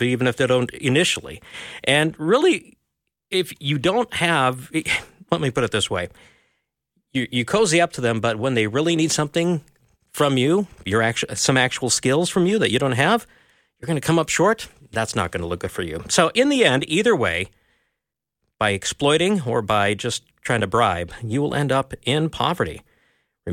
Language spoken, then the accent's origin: English; Minnesota, United States; I'm a Minnesotan, which is kind of a colder northern part of the U.S.